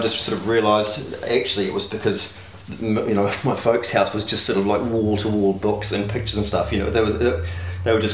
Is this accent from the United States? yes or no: no; Dunedin, Otago, New Zealand; I grew up in Dunedin in Mornington